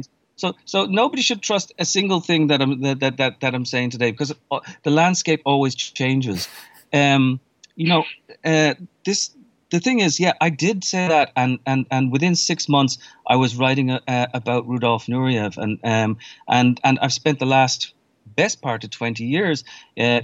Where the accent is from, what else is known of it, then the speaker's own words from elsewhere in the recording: Ireland; moved away as an adult; now in New York, United States; I was born and raised in Ireland, left in my 20s, and then I've spent the vast majority of the time in New York since then